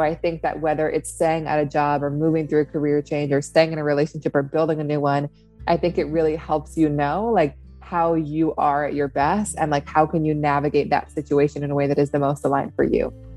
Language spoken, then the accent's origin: English; Seattle, Washington, United States; also born or lived in upstate New York; now in New York, United States; I grew up in Seattle. Um, in the city, my family's still there